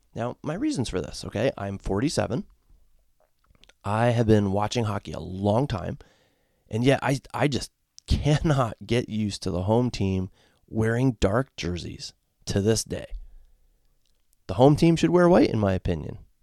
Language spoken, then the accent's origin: English; Connecticut, United States; now in Ohio, United States; I grew up in the state of Connecticut as a fan of the Hartford Whalers